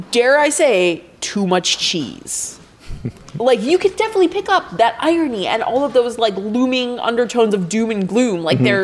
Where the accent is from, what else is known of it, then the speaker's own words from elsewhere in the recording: Midwest, United States; Hey, Linda, are you from the Midwest? Is that like a Midwestern thing, maybe? I'm from the Midwest.